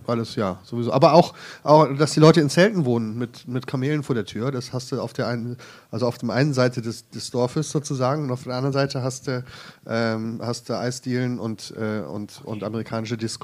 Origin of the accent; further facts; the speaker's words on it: Krefeld, North Rhine-Westphalia, Germany; moved away; also born or lived in Jerusalem; Ich komme ursprünglich vom Niederrhein